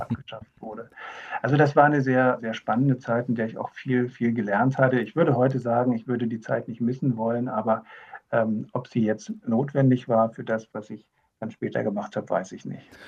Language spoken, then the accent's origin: German; Havelland, Brandenburg, Germany; bin ich im Havelland geboren und äh, mag diese, diese Region